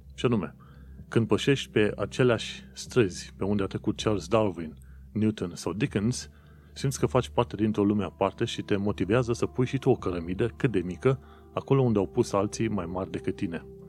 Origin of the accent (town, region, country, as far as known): Romania; moved away as an adult; now in London, United Kingdom